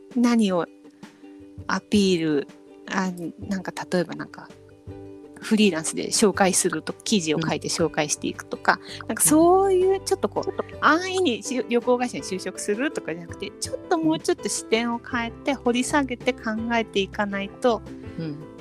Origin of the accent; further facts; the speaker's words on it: Kanto, Japan; 関東地方で生まれ育った